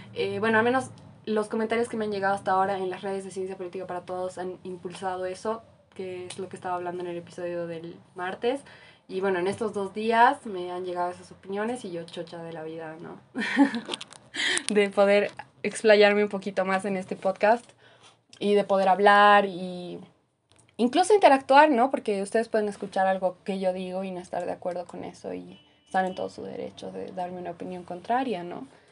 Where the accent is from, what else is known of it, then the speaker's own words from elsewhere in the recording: Bolivia; como boliviana en mi caso